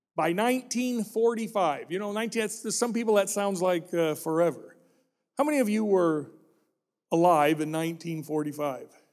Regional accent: Illinois, United States; When I grew up in Illinois

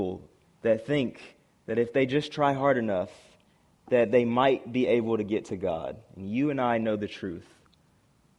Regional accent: South Carolina, United States; moved away as an adult; I'm from South Carolina originally, and I was going to the University of North Carolina

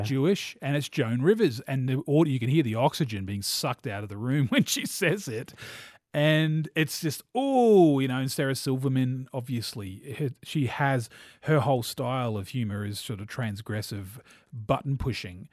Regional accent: New Zealand; I'm a New Zealander and so gro, a young boy in the eighties growing up in New Zealand

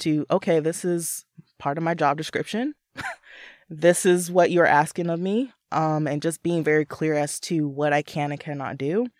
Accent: Southern California, United States; moved away as an adult; also born or lived in Los Angeles; now in Seattle, United States; I'm originally from Southern California.

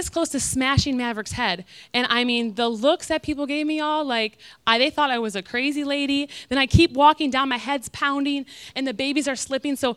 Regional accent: Michigan, United States; now in Florida, United States; I'm from Michigan

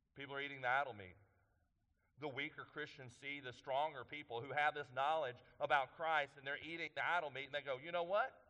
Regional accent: East Texas, United States; I'm from East Texas, so I say that word a little funny

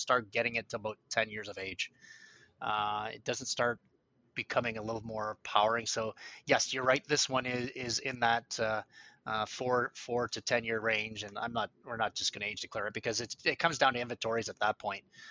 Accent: Canada; as Canadians

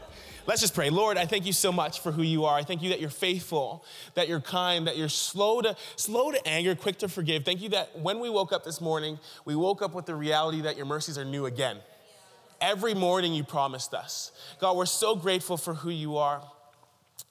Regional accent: Ontario, Canada; moved away; I grew up in Ontario

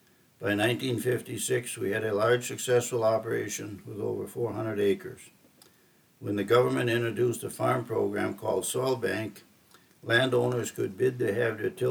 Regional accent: Glenwood, Minnesota, United States; I was born on September 16th, 1945 in Glenwood, Minnesota, 2 weeks after the official end of World War II.

